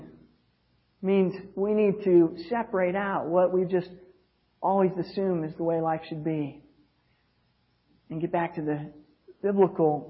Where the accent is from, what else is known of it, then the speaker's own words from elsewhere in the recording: United States; as an American